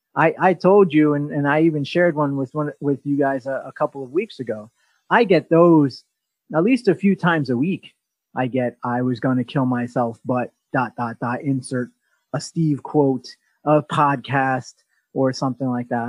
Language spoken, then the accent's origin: English; Australia; now in New York City, United States; I'm from Australia